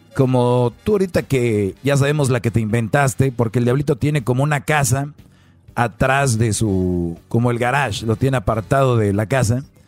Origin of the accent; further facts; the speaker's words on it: Mexico; soy de México